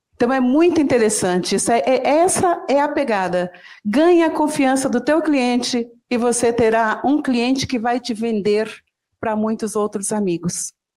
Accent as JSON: {"language": "Portuguese", "town": "São João da Ponte", "region": "Minas Gerais", "country": "Brazil", "tie": "born or raised there", "said": "eu nasci no interior de Minas Gerais, lá em São João da Ponte"}